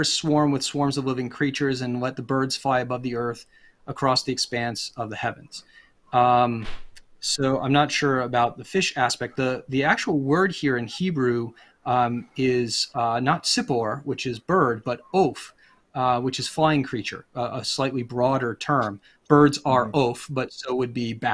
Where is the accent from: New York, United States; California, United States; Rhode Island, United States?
Rhode Island, United States; also born or lived in Pennsylvania; now in Virginia, United States; I come originally from Rhode Island and I live in Virginia. I've lived in Pennsylvania.